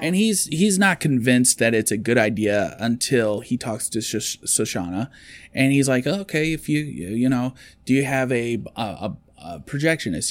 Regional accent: United States; as an American

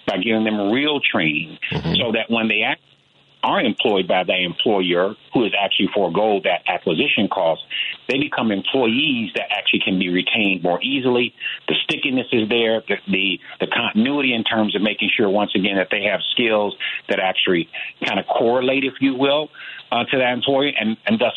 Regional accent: Chicago, Illinois, United States; Born and raised in Chicago in the Inglewood community, and this has been home for me.

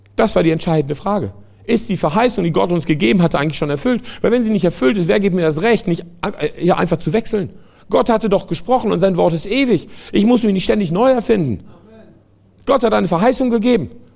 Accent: France; moved away; ich komme aus Frankreich

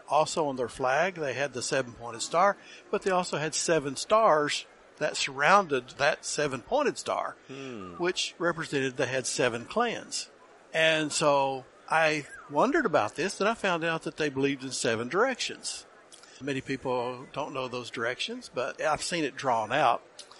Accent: Oklahoma, United States; I grew up in Oklahoma on my grandmother's allotment of land that was given to her, taken away from her, then given back to her by the federal government.

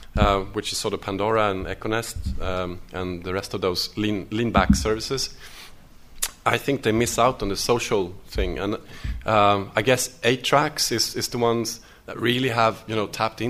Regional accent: Stockholm, Stockholm County, Sweden; I come from Stockholm

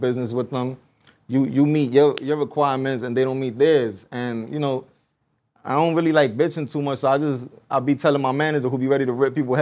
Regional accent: New York City, New York, United States; I'm from the Bronx, but I'm from the block that it happened

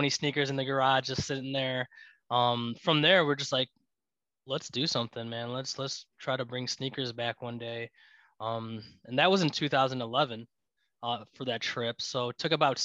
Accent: Glendale Heights, Illinois, United States; also born or lived in Chicago, Illinois; I grew up in Glendale Heights, Illinois. Currently living in Chicago, Illinois.

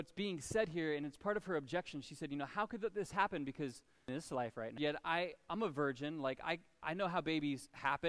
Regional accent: United States; I was a Christian because I was born in America

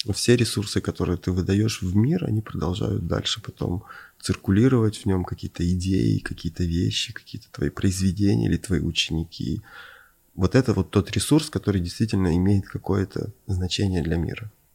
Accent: Ukraine; moved away; also born or lived in Moscow / Venice; я родился на Украине, провел там часть жизни

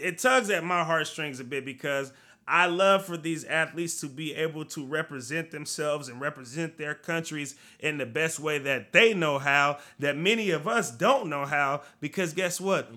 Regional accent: United States; I am an American

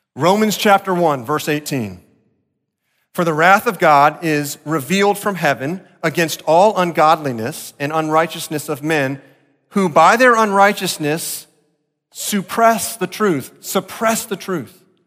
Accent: Deerfield Beach, Florida, United States; growing up in South Florida, Deerfield Beach

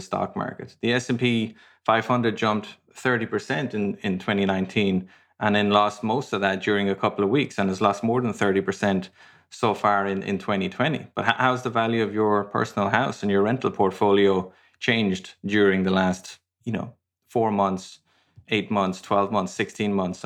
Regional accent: Ireland; moved away; also born or lived in London, United Kingdom / Madrid, Spain; I'm from Ireland originally. I lived in London for many years. I lived in Madrid, Spain for many years.

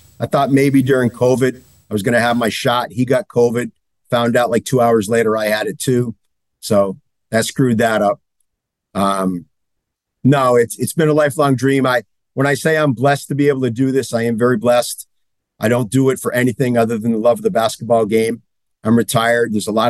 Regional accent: hometown containing Mount Hermon, Massachusetts, United States; I had the opportunity to go back to my hometown, which most people aren't aware of it other than Mount Hermon is in my town.

